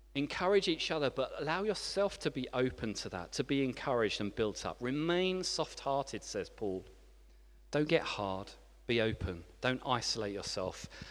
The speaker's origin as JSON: {"language": "English", "region": "England", "country": "United Kingdom", "also_born_or_lived": "France", "moved": "as an adult", "said": "as an English person who had just arrived"}